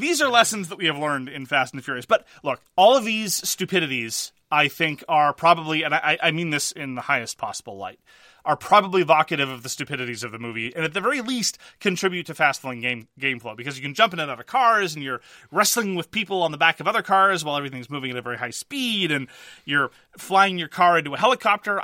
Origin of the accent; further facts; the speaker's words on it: Montreal, Quebec, Canada; I am from Quebec.